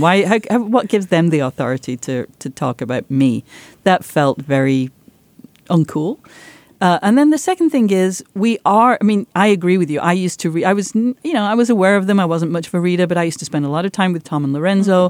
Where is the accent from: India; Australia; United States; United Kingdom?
United Kingdom; Yorkshire and the Humber; moved away as an adult; where I grew up, my village once had the most productive pit in Europe